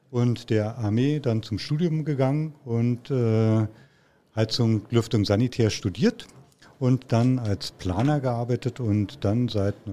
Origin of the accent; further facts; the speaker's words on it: Brandenburg an der Havel, Brandenburg, Germany; born there; gebürtig in der Stadt Brandenburg an der Havel, das ist also im Land Brandenburg. Für diejenigen, die es nicht wissen, das war früher der Osten.